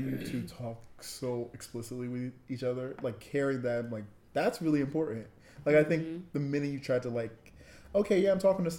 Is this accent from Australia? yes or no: no; Jamaica; I'm Jamaican, as all the listeners know. And raised super Christian